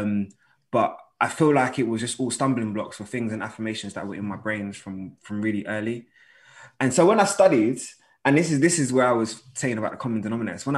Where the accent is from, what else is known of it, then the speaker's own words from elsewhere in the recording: London, United Kingdom; I'm from North London